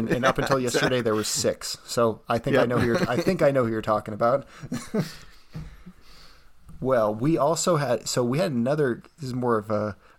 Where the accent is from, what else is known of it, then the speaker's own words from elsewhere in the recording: United States; I'm an American, thoroughly American